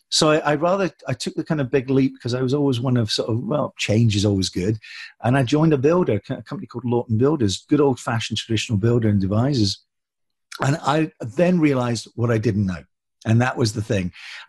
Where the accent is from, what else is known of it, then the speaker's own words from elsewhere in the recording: Scotland, United Kingdom; born there; also born or lived in Hong Kong / Germany / England; We lived in so many countries, Hong Kong, Germany, you know, Scotland, England. I was born in Scotland, but for 22 years, our feet never touched the ground.